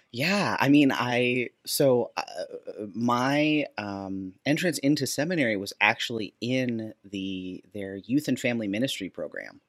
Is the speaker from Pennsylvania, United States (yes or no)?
no; Minnesota, United States; I grew up in Minnesota